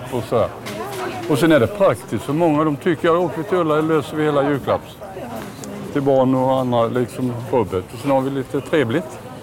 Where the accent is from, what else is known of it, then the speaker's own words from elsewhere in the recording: Småland, Sweden; Jag är ju smålänning